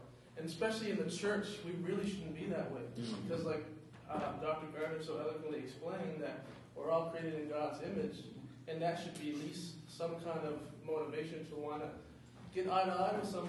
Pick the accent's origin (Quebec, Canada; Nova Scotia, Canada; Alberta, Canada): Nova Scotia, Canada; East Preston; it used to be Preston, but it's been split to East and North Preston. I'm from East Preston.